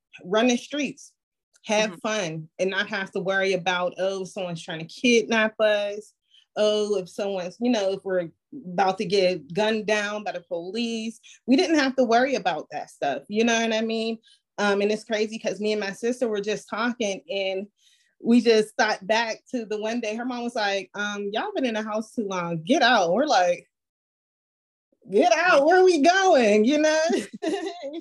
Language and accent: English; Pittsburgh, Pennsylvania, United States; born and raised in Pittsburgh